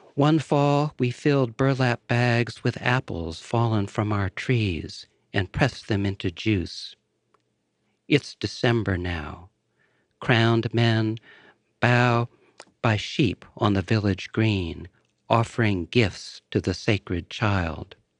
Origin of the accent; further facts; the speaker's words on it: Woodbury, Connecticut, United States; moved away; the small town where I grew up